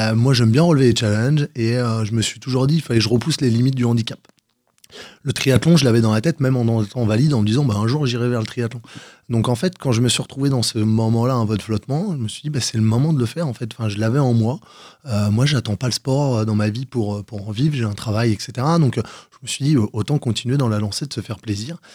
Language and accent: French; Val-d'Oise, Paris region, Île-de-France, France; also born or lived in Gennevilliers / Cantal; now in Versailles, France; je suis revenu sur la région parisienne à l'âge de 6 ans. Et j'ai grandi dans le 95.